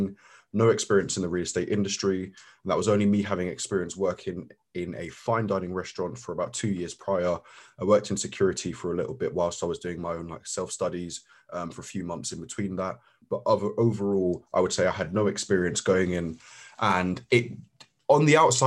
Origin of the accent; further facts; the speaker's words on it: London, United Kingdom; We've both grown up in London